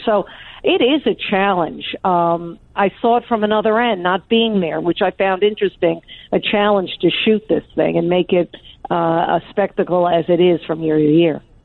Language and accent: English; Long Island, New York, United States; I was raised on Long Island